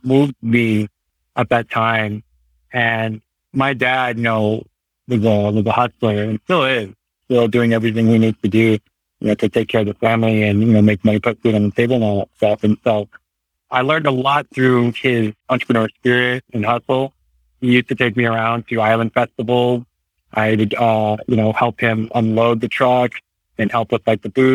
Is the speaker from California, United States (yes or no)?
yes; Hayward, California, United States; also born or lived in Santa Cruz, California / Aptos, California / Pleasanton, California / Danville, California; now in Livermore, United States; I was born and raised in Hayward, California